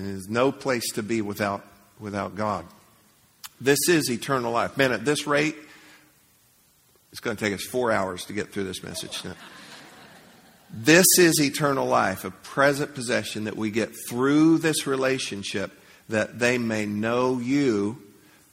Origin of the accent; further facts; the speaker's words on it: Leesburg, United States; I grew up in Leesburg